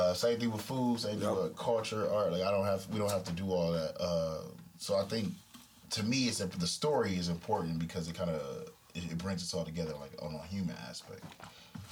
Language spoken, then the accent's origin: English; Detroit, Michigan, United States; I'm from Detroit